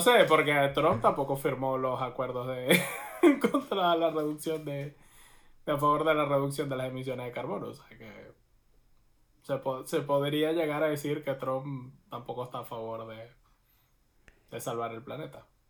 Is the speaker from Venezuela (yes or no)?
yes; Venezuela; moved away